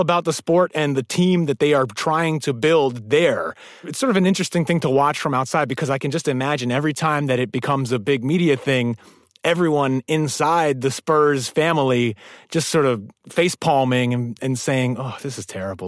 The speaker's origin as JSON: {"language": "English", "town": "New York City", "region": "New York", "country": "United States", "said": "as a New Yorker"}